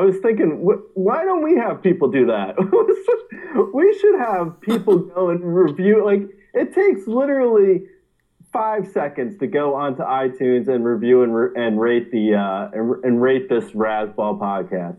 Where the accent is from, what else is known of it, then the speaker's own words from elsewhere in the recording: Linden, New Jersey, United States; My hometown is Linden, New Jersey